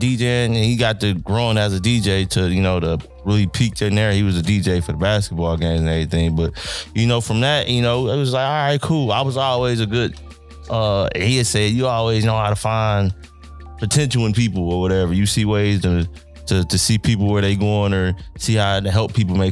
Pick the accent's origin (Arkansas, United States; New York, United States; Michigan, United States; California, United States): Michigan, United States; Detroit; I'm from Detroit